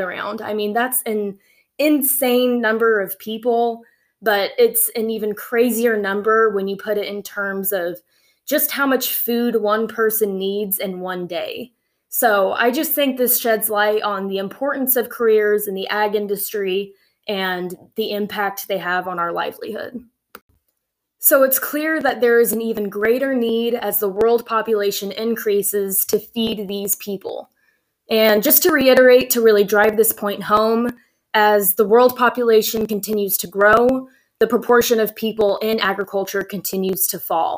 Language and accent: English; Central Valley of California, United States; moved away as an adult; now in Oklahoma, United States; I grew up in the Central Valley of California, and my family moved to California when I was very young